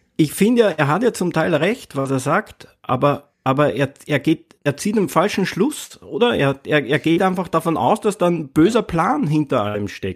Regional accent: Lower Austria, Austria; now in Vienna, Austria; ich lebe in Wien, ich komme eigentlich vom Land aus Niederösterreich, so, so ein kleines Kaff

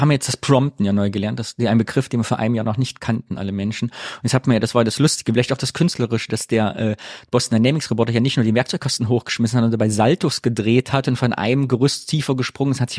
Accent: East Germany, Germany; Und ich muss gerade denken, dass ja auch als Ostdeutscher auch unser Traum war.

